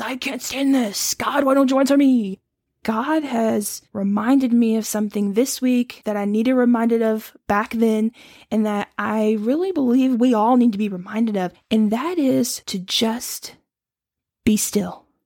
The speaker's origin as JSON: {"language": "English", "region": "Louisiana", "country": "United States", "tie": "born or raised there", "also_born_or_lived": "Ohio", "moved": "as an adult", "said": "I grew up in Louisiana"}